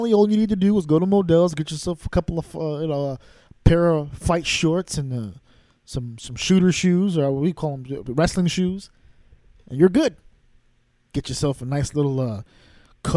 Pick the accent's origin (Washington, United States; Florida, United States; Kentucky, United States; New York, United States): New York, United States; also born or lived in Connecticut; I'm from New York. Spent a lot of my time also in Connecticut